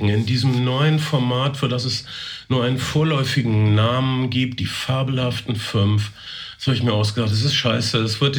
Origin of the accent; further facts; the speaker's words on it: North Rhine-Westphalia, Germany